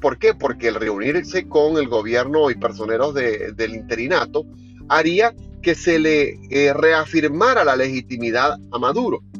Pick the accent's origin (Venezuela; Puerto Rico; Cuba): Venezuela